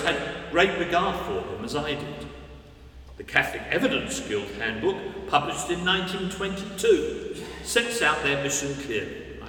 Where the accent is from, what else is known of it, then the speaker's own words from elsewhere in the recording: London, United Kingdom; I was born in 1951 in West Norwood, South London